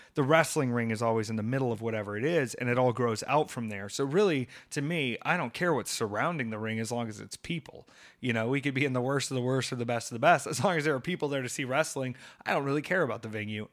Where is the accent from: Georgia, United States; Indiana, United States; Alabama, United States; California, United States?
Georgia, United States; Atlanta; moved away; I was in Atlanta this week and that's home for me.